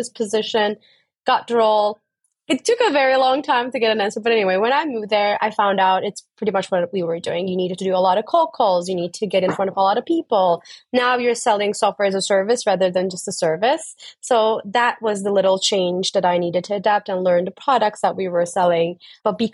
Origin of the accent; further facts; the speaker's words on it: Turkey; moved away as an adult; also born or lived in Dublin, Ireland / United States; I'm originally from Turkey, so I started my career in Turkey